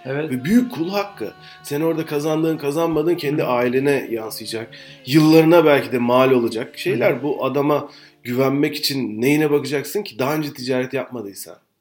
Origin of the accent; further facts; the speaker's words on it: western Turkey, Turkey; Ben de sen de Türkiye'nin batı e, kesiminde doğduk